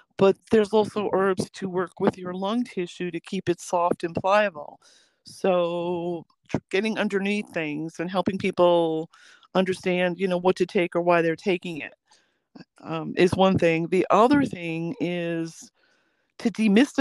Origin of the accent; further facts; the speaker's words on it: near West Point, New York, United States; also born or lived in Manhattan, New York; I was actually born in Manhattan, but I grew up near West Point